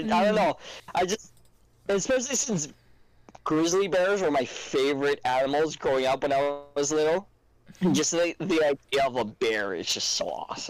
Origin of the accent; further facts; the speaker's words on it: Hawaii, United States; moved away; I was raised in Hawaii. I was still living in Hawaii